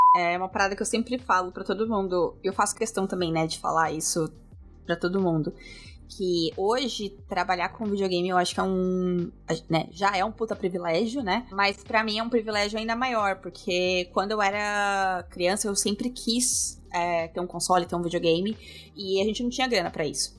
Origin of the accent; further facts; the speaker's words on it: Avaré, São Paulo, Brazil; moved away as an adult; also born or lived in Bauru; now in London, United Kingdom; Eu nasci em São Paulo, uh, ah, eu nasci, tá. mas eu me mudei pro interior uh, quando eu tinha 4 anos.